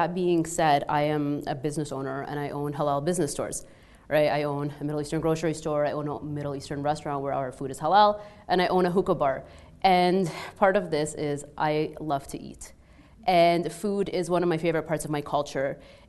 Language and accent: English; Egypt; accent: Egyptian; English is a second language; moved away; when I first moved here, people couldn't understand my accent, right? Like if you've ever heard like an Egyptian accent, it's very heavy.